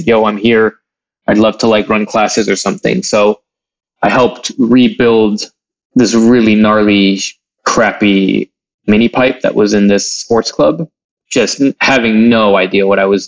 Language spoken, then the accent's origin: English; Troy, Michigan, United States; also born or lived in Palestine; I was born in Palestine, but I moved to this place called Troy when I was 2, which was an interesting sort of shapeshift in a way. And I spent most of my youth and early adult life there